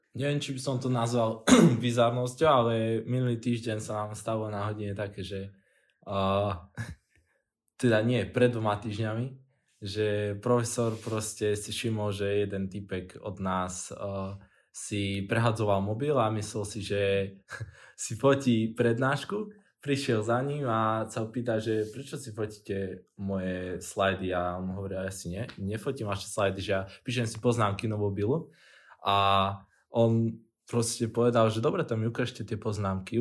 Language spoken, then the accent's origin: Slovak; Veľký Krtíš, Banská Bystrica Region, Slovakia; moved away; som z juhu. Uh, presnejšie z Krtiša